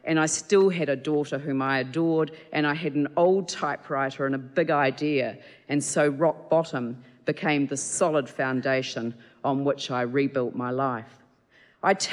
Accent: Christchurch, Canterbury, New Zealand; born and raised in Christchurch

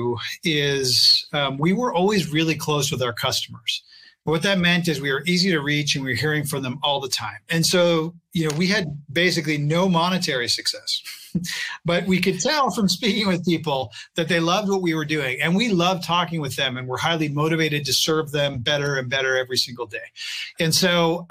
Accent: Canada; I'm a Canadian.

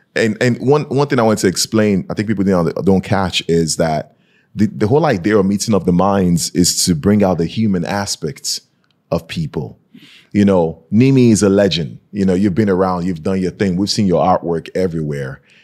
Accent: Nigeria; moved away; I'm from Nigeria

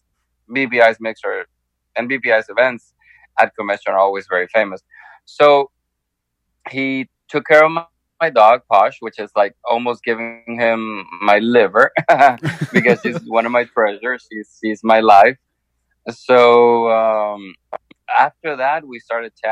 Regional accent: Honduras; now in Miami, United States; my home country, Honduras.

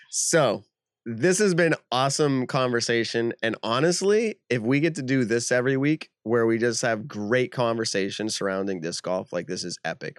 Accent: New England, United States; we're from New England

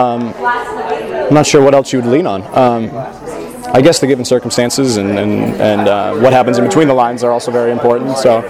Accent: Las Vegas, Nevada, United States; also born or lived in Santa Clara; now in Irvine, United States; I'm a first-year MFA actor here. I'm originally from Las Vegas, Nevada.

